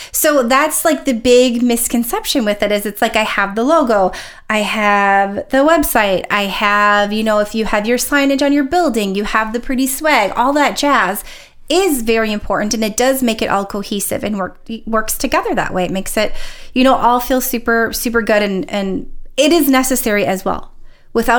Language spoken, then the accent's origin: English; Minnesota, United States; accent: Minnesotan; I just sounded very Minnesotan